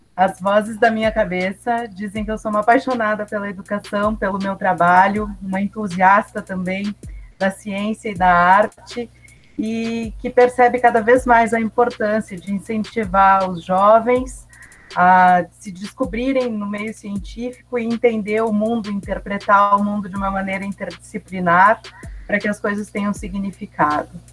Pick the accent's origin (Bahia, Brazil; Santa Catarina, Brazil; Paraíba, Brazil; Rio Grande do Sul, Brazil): Rio Grande do Sul, Brazil; São Marcos; apresentava um programa de rádio na minha cidade natal, São Marcos